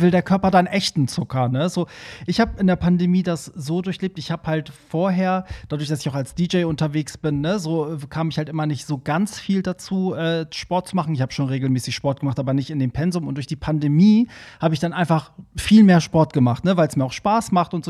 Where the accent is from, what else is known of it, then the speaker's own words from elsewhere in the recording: Hamburg, Germany; ich bin auch immer als Hamburger einmal im Monat sozusagen, war ich da immer gebucht